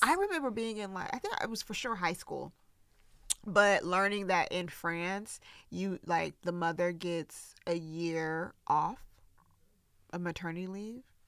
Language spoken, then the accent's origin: English; the South, United States; I grew up in the South